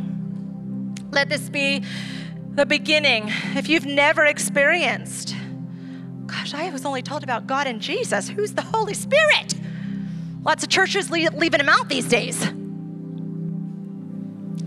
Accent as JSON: {"language": "English", "country": "Ecuador", "tie": "born or raised there", "moved": "yes", "lives_now": "San Diego, United States", "said": "I grew up in Ecuador."}